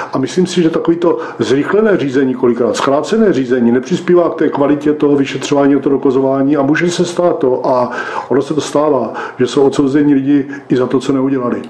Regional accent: Brno, South Moravian Region, Czechia; now in Břeclav District, Czechia; Já prostě jsem vyrůstal v Brně, Husovicích a teďka, teďka žijí na Břeclavsku

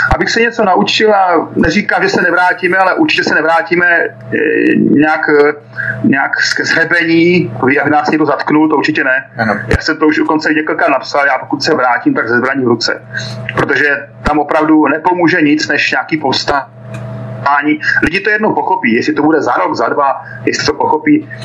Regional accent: Czechia; moved away as an adult; now in Donetsk, Ukraine; já jsem vyrostl v Československu, přísahal jsem Československu

